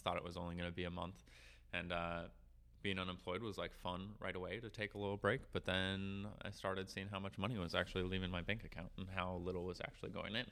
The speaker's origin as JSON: {"language": "English", "town": "Duluth", "region": "Minnesota", "country": "United States", "tie": "born or raised there", "moved": "yes", "lives_now": "South Dakota, United States", "said": "Duluth, Minnesota. Like I grew up on the North Shore, at least like my childhood on the North Shore"}